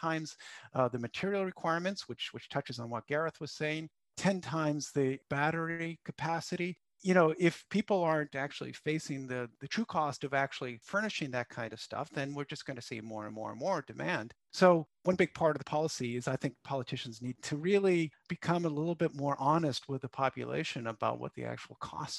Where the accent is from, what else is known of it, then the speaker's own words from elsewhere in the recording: United States; moved away; my home country, the United States